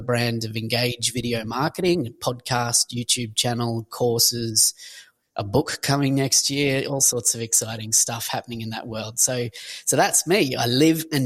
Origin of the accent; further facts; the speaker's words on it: Australia; accent: Australian; also born or lived in Sunshine Coast, Queensland; if you pick the accent, I'm Australian